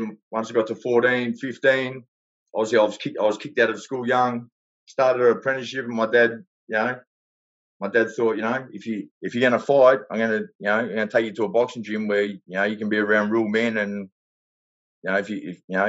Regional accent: Melbourne, Victoria, Australia; I grew up down in a place in the western suburbs called Newport.

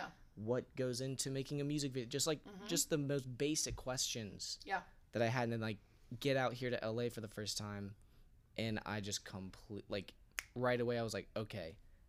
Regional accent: Ohio, United States; moved away; I'm from Ohio, yeah. Like the freaking conservative capital of the US. You know what I mean? Like it's the Midwest.

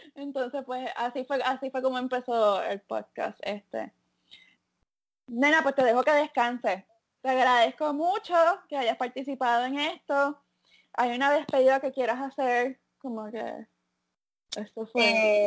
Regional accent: Puerto Rico; moved away; como muchos puertorriqueños

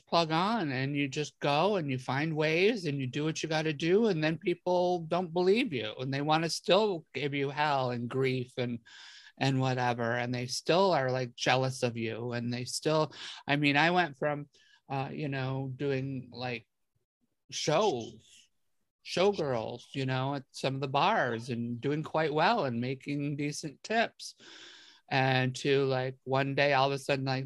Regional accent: area outside of Rochester, New York, United States; I grew up in a very, very small town. You know, I was a 315er

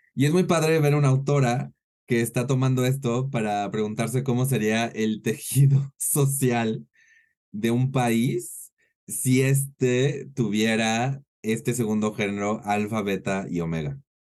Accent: Mexico

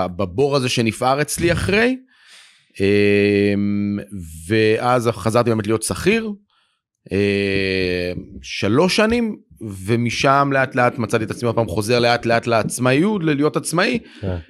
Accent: Jerusalem, Jerusalem District, Israel; now in Tel Aviv, Israel; אני במקור ירושלמי

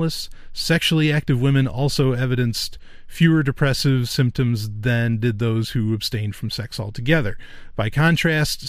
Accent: New York, United States; I am from New York

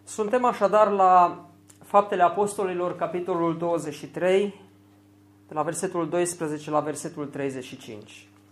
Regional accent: Romania; pentru noi ca români

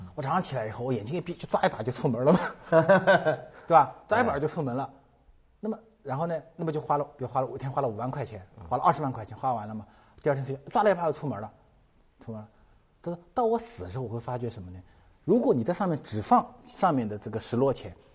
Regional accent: China; 我们中国人民

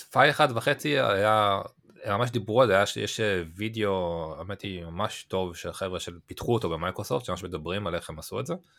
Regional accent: Israel

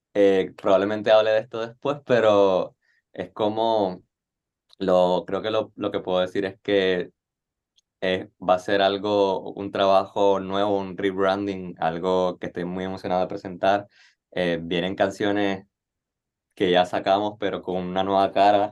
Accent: Nicaragua; moved away as an adult; now in Puerto Rico; soy nicaragüense y no me crié acá. Yo vine a Puerto Rico en el 2017 a estudiar

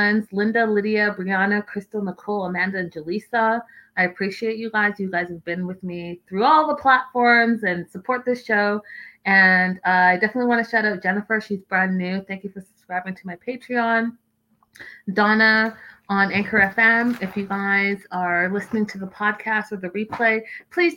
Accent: Canada; as a Canadian

